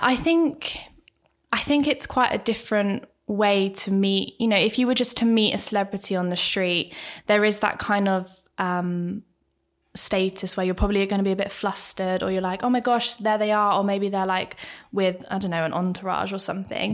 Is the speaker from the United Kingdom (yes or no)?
yes; Bracknell, South East England, United Kingdom; I am from Bracknell